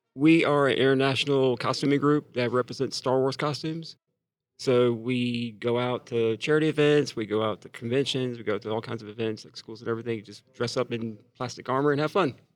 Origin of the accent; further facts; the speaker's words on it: Atlanta, Georgia, United States; I'm from Atlanta